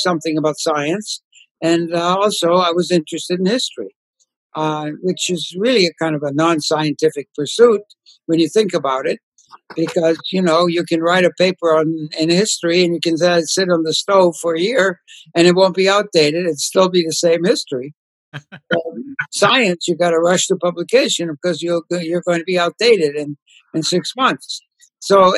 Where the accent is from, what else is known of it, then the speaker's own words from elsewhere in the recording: Ukraine; moved away; I was born and raised in Poland, which is now part of the Ukraine, the part of Poland, far eastern part, which is now part of the Ukraine.